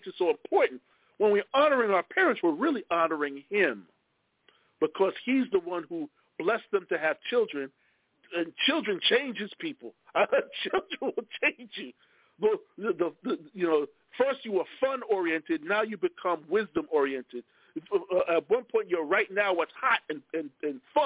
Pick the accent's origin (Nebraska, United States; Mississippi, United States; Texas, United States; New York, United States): New York, United States; Lakeview; also born or lived in Brooklyn; I still have family in the city, but I grew up on Long Island, so I got both